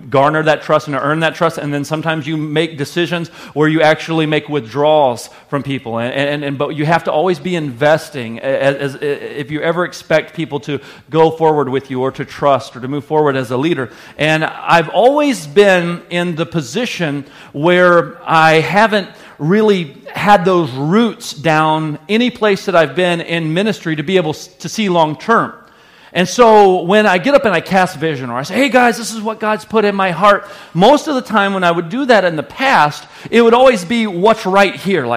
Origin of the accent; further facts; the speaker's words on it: the South, United States; moved away as an adult; now in Sheboygan, United States; the culture I was raised in the South